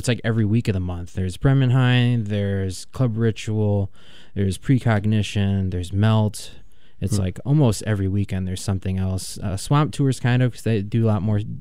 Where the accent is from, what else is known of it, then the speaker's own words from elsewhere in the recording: Kenosha, Wisconsin, United States; also born or lived in Milwaukee; now in Madison, United States; I'm from Kenosha